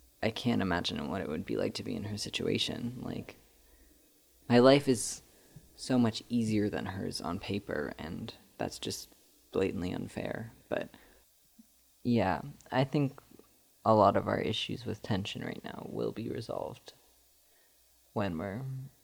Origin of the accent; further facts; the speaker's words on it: Piedmont, California, United States; I grew up in Piedmont, which is, like, a pretty rich suburb in the Bay Area